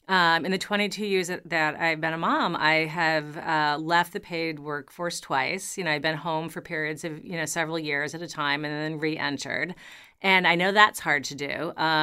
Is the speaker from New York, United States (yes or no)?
yes; New York, United States; You know, I am a New Yorker. I have lived in New York.